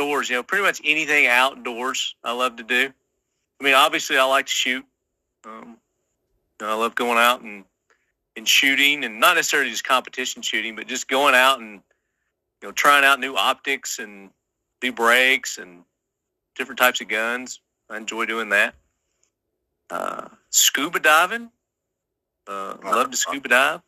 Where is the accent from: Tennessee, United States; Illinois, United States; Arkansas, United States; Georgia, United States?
Tennessee, United States; East; also born or lived in Murfreesboro, Tennessee; I am from the East Tennessee area.